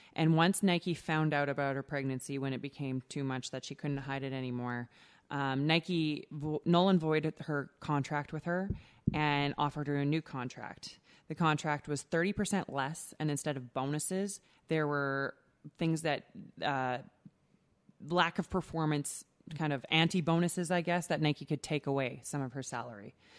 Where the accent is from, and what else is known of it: Canada